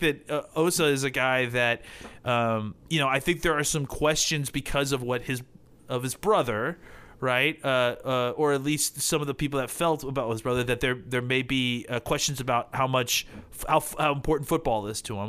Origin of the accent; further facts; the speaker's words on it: Dallas, Texas, United States; I'm from Dallas